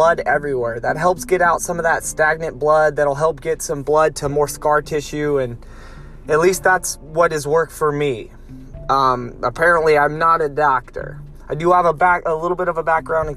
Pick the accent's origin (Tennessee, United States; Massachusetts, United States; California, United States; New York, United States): California, United States; Lompoc; moved away; I'm in my hometown right now in Lompoc